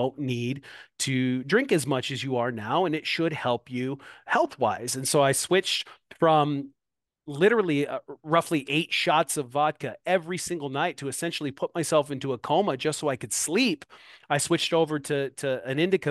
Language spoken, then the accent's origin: English; Moline, Illinois, United States; now in Davenport, United States; here in my hometown, Moline, Illinois